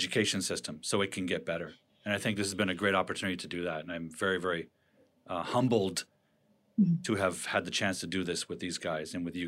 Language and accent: English; Toronto, Ontario, Canada; now in Vancouver, Canada; I live in Vancouver, although I grew up in Toronto.